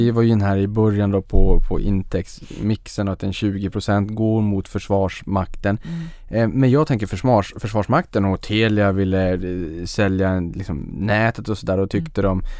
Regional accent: Sweden; Det är för dels som svensk så blir man stolt, ja. man tycker att det är lite häftigt

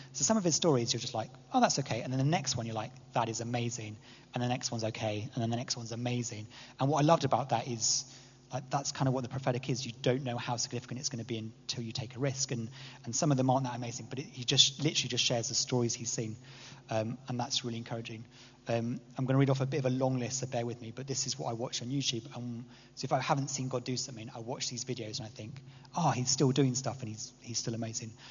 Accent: England, United Kingdom; as an English person

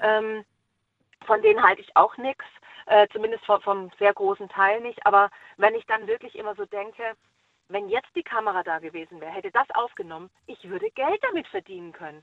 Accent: Baden-Württemberg, Germany; now in Schleswig-Holstein, Germany; ich komme ja ursprünglich aus Baden-Württemberg

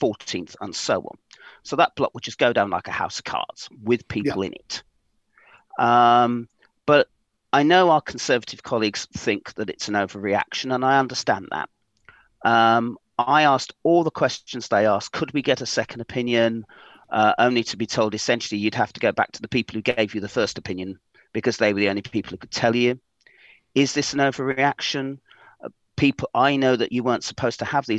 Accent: Portsmouth, South East England, United Kingdom; also born or lived in London; I'm from Portsmouth, so I have the passport. Excellent. I was brought up in council accommodation in Lamport, Fratton and Somerstown

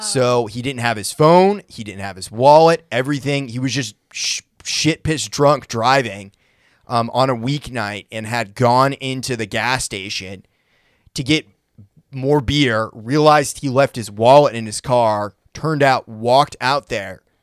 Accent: Brunswick, Maine, United States; now in Nashville, United States; my hometown of Brunswick, Maine

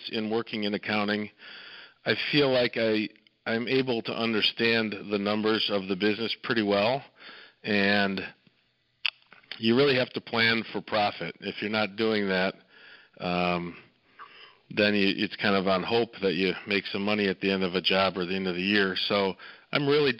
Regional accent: Downers Grove, Illinois, United States; I came from these west suburbs. I grew up here in Downers Grove

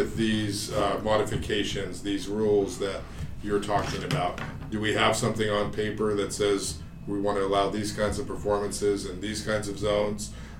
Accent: California, United States; But we're from California

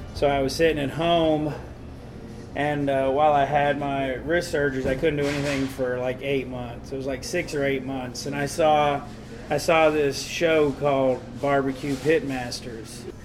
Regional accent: Nashville, Tennessee, United States; moved away as an adult; also born or lived in Newark, New Jersey / Smithville, Tennessee; now in Chicago, United States; I lived there till I was like three or four and my mom moved us to Nashville. Okay. So uh, I grew up in Nashville, and I always just say I'm from the South

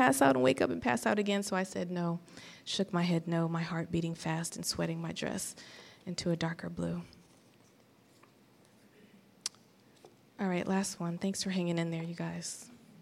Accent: Los Angeles, California, United States; I am from Los Angeles

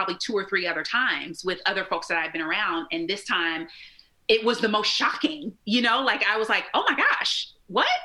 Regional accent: Indianapolis, Indiana, United States; moved away as an adult; also born or lived in Muncie, Indiana; So I'm from Indianapolis, which is not far from Cincinnati

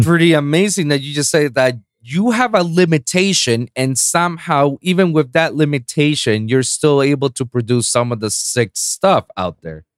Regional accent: Puerto Rico; first language Spanish; English is a second language; I'm from Puerto Rico, so, you know, I have a small island

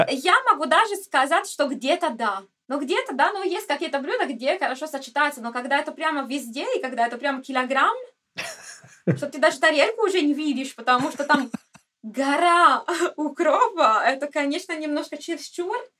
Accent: Cagliari, Sardinia, Italy; Russian is a second language; moved away as an adult; now in Russia; поскольку я родилась на Сардинии и прямо у моря, я из Кальгари

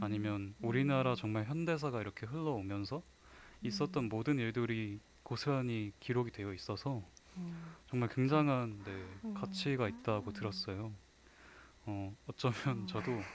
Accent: Wonju, Gangwon, South Korea; 제 고향인 원주에 박경리 선생님 생가가 있어요

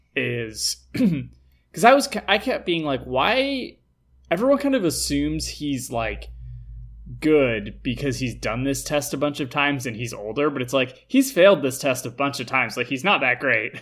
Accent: Los Angeles, California, United States; accent: South Bay surfer; I was raised in that shit

